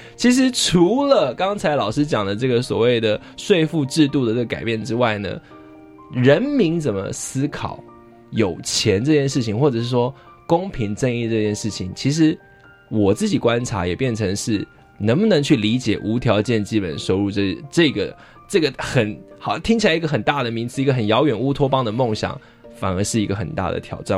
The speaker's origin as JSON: {"language": "Chinese", "country": "Taiwan", "said": "我们其实台湾人常，尤其年轻人常有一种感觉"}